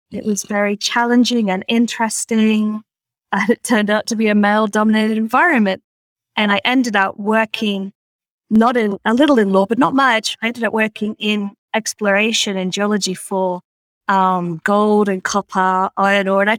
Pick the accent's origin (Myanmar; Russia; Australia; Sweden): Australia; having grown up in in I'm Australian, despite the accent, uh, which you may or may not recognise.